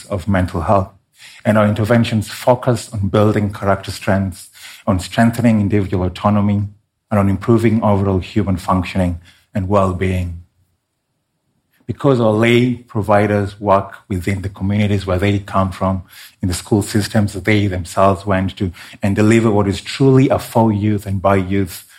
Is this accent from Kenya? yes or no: yes; Kenya; my home country of Kenya